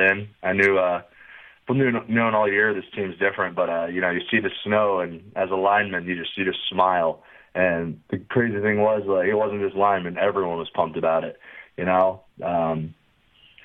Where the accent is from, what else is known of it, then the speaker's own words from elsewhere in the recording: Virginia, United States; moved away as an adult; now in Michigan, United States; I grew up in Virginia